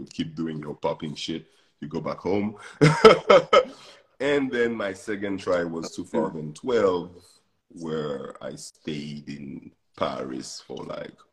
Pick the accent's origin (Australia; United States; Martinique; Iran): Martinique; English is a second language; moved away; also born or lived in France; I grew up in a French country in the Caribbean